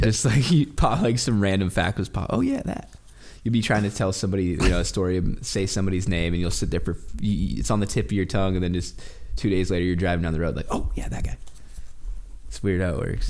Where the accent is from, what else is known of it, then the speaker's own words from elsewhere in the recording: Oregon, United States; I remember when I was, like, fourteen, fifteen, sixteen, growing up in Oregon